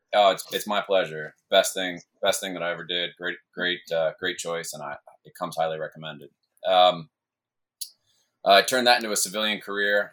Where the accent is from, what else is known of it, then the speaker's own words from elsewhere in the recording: Hudson Valley, New York, United States; moved away as an adult; I grew up in the, just just south of the Catskills in the Hudson Valley